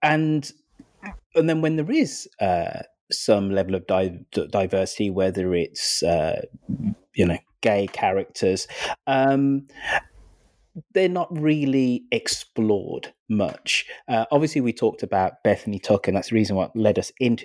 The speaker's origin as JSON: {"language": "English", "town": "Birmingham", "region": "West Midlands", "country": "United Kingdom", "said": "I'm from Birmingham."}